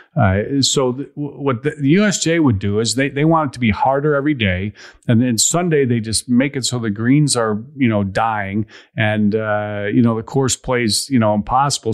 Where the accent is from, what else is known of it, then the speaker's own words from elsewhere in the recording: Chicago, Illinois, United States; moved away; I grew up in Chicago area